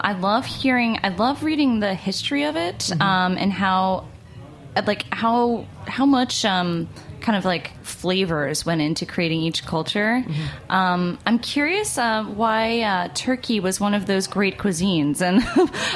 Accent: United States; as an American

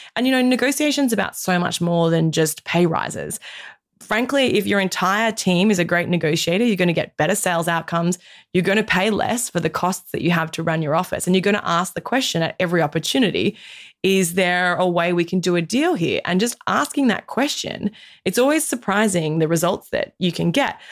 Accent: Australia; as an Australian woman, in my mid 30s

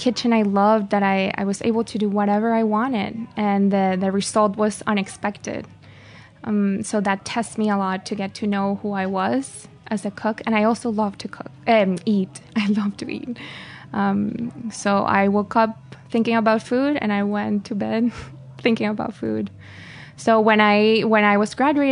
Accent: Caracas, Capital District, Venezuela; moved away as an adult; also born or lived in France / Spain; now in New York, United States; I'm from Caracas, the city. I was born and raised there

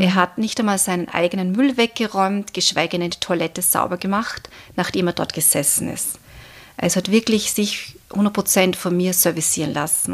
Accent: Austria; bei uns in Österreich

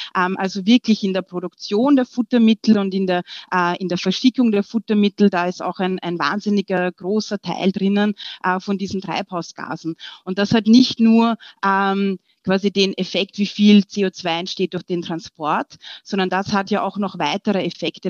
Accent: Austria; wir sind ja bekannt als äh, Österreicher

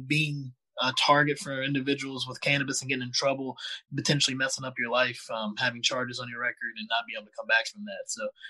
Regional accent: Virginia, United States; also born or lived in Tennessee; now in California, United States; I'm from Virginia originally and went to school in Tennessee where I met Marie.

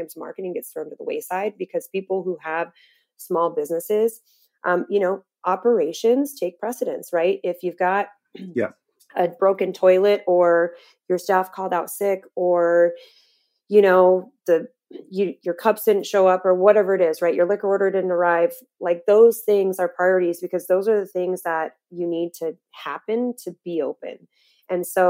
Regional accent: Las Vegas, Nevada, United States; moved away as an adult; now in Phoenix, United States; I'm from Vegas originally

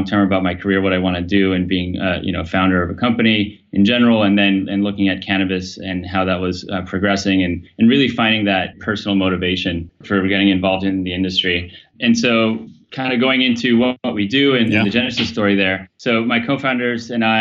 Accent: Mexico; I grew up in Mexico

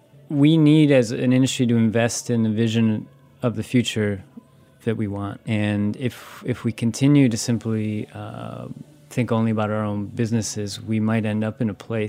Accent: Wisconsin, United States; You know, I'm from Wisconsin.

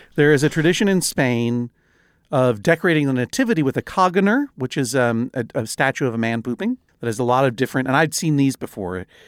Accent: Brookline, Massachusetts, United States; I grew up in Brookline, Massachusetts

